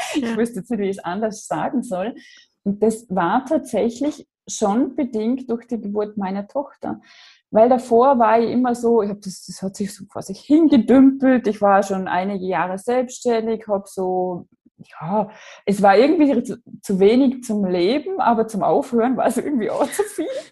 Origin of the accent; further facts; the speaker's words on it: Austria; Ich komme aus Österreich, wie man hört